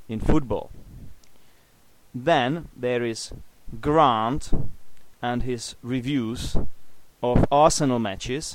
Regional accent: Czechia; English is a second language; I'm from the Czech Republic

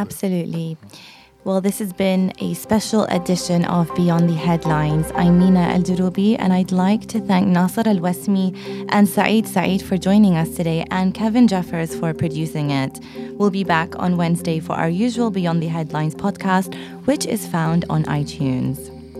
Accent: London, United Kingdom; also born or lived in Iraq / Jordan; I was born in Iraq and I lived in Jordan briefly before moving to London where I've lived all my life

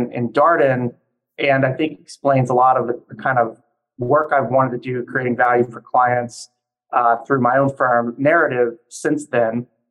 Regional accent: Louisiana, United States; moved away as an adult; now in Washington, D.C., United States; I'm originally from Louisiana, but moved up to the Washington area for school and then stayed working here

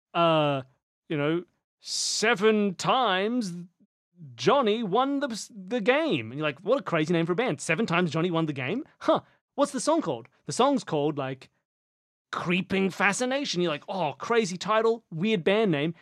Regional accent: Australia; We're Australian

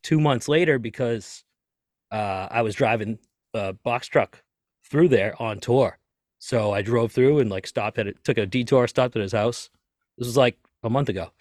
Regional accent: Lynn, Massachusetts, United States; I grew up in Lynn, Massachusetts, just north of Boston, right next to Salem

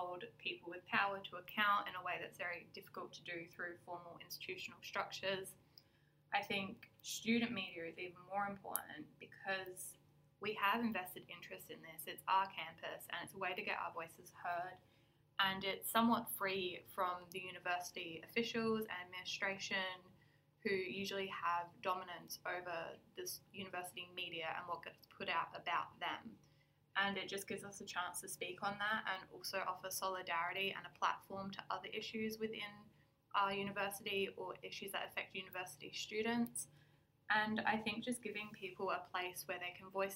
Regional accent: Adelaide, South Australia, Australia; I'm born and raised in Adelaide

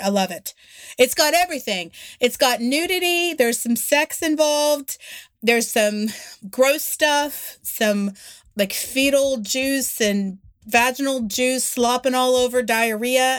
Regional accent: West Virginia, United States; also born or lived in Alabama; I'm from West Virginia. This is how we all talk.

